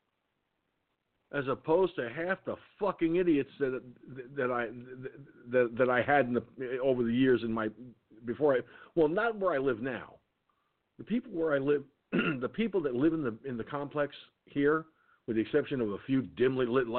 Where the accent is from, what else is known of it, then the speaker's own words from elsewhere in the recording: Peekskill, New York, United States; when I lived in Peekskill, my hometown